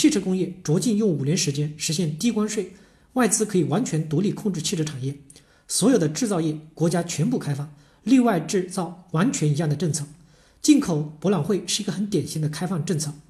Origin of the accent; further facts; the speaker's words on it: China; 我们本身在中国的土地上土生土长，我们知道三十年来我们的环境是一点点的在改变。